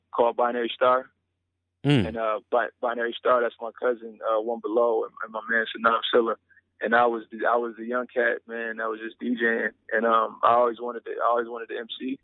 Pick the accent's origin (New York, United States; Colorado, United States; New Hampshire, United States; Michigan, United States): Michigan, United States; Pontiac; I'm a kid from the outskirts of Detroit, Michigan. I'm actually from I'm from Pontiac, Michigan